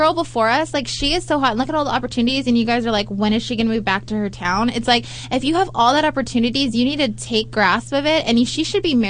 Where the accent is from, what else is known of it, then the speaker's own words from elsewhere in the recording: Southern California, United States; I'm from SoCal.